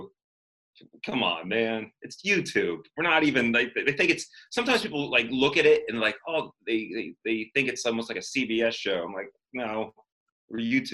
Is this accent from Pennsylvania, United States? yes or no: yes; Pittsburgh, Pennsylvania, United States; also born or lived in West Virginia / Greensburg, Pennsylvania / Los Angeles; growing up in the suburbs of Pittsburgh